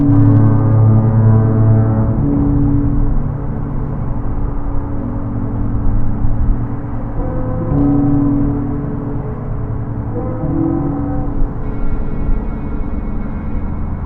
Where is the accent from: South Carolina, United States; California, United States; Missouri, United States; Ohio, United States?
Ohio, United States; Cleveland; moved away as an adult; also born or lived in Athens, Georgia; I grew up in Cleveland, Ohio